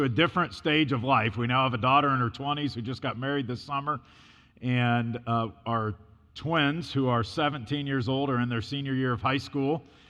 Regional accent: Illinois, United States; also born or lived in North Carolina; now in New York, United States; So I was born and raised in Illinois, so I was a Midwesterner, and then the Lord moved us to North Carolina, and so I got a good dose of the South, and then he moved us to New York.

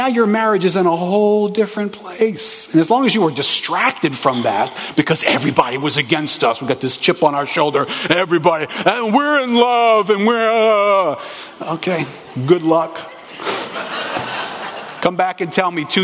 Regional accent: New Orleans, Louisiana, United States; Growing up in New Orleans, you grow up in a racially charged city.

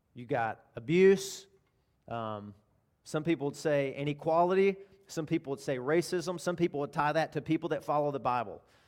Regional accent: Arkansas, United States; I'm from Arkansas

